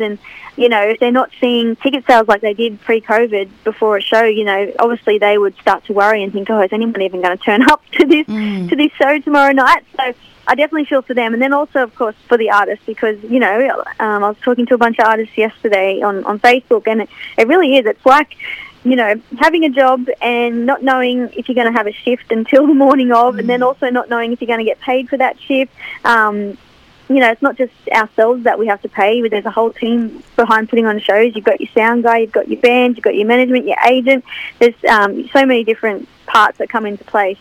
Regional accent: Cessnock, New South Wales, Australia; also born or lived in Kurri Kurri; back in my my hometown

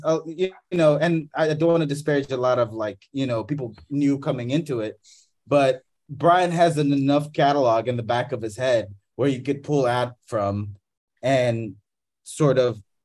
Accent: Madagascar; I grew up in Madagascar

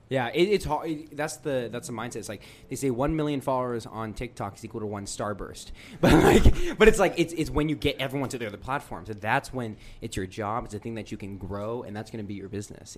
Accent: United States; we grew up in America

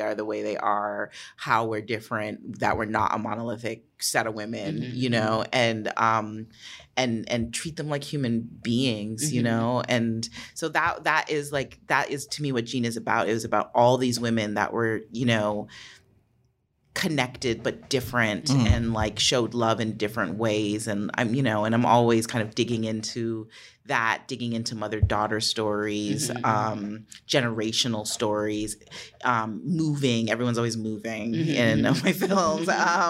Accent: Jamaica; We're both Jamaican. We both had the exact same birth date.

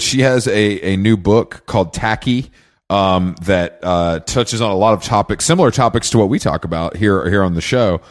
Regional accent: Atlanta, Georgia, United States; I'm from Atlanta

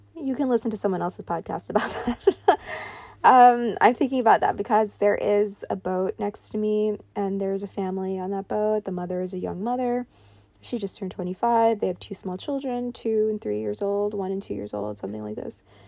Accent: New York, United States; I grew up in New York

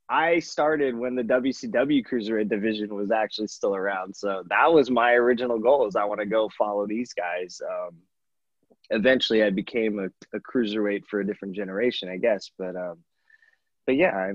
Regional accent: Los Angeles, California, United States; it was in my hometown in LA.

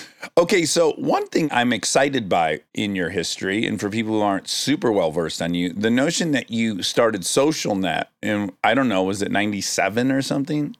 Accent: Detroit, Michigan, United States; I'm from Detroit, so I'm from the automotive industry.

